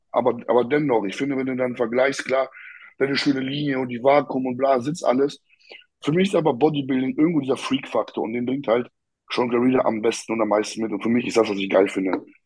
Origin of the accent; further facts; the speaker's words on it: Poland; moved away; bei uns in Polen